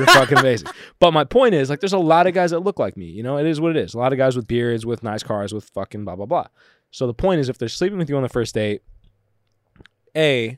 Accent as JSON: {"language": "English", "area": "Orange County", "region": "California", "country": "United States", "tie": "born or raised there", "said": "I didn't grow up in LA. I grew up in Orange County."}